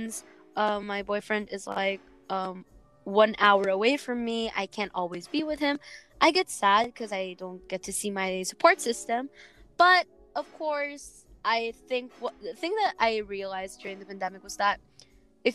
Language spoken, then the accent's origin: English; Batangas, Calabarzon, Philippines; I'm from Batangas